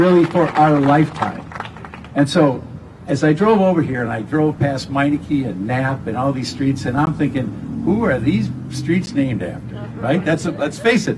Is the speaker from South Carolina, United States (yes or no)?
no; Milwaukee, Wisconsin, United States; I grew up here in Milwaukee on the west side